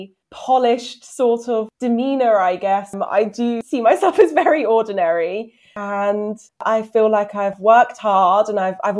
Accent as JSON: {"language": "English", "area": "Hertfordshire", "region": "East of England", "country": "United Kingdom", "said": "So I'm actually from Hertfordshire, but very close to London."}